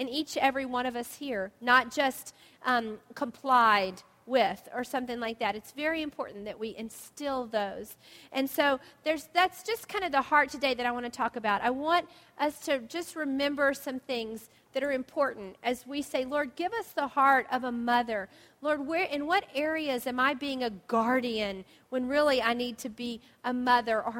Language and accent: English; the South, United States; moved away; We grew up in the South where there were blue jays.